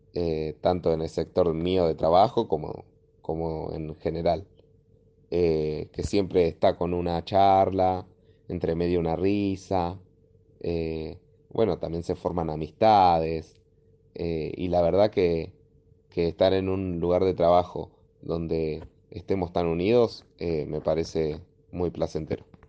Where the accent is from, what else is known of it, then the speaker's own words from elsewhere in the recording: Gregorio de Laferrere, Buenos Aires Province, Argentina; Soy de La Ferrere, La Ferrere La Matanza.